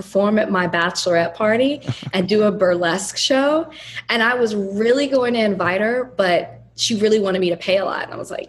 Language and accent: English; Dallas, Texas, United States; now in Miami, United States; Like, I'm from Dallas, and I'm disappointed.